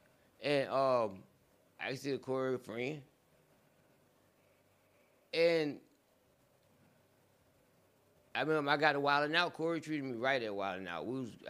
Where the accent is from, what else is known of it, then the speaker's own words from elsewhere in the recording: the South, United States; we are from the South.